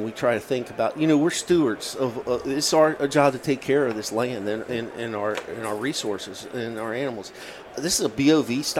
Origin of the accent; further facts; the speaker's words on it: Virginia, United States; my home state of Virginia